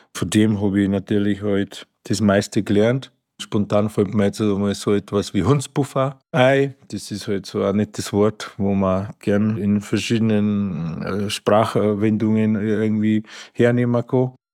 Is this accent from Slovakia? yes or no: yes; Slovakia; also born or lived in Achental, Bavaria, Germany; now in Marquartstein, Germany; ursprünglich komme ich ja aus der Slowakei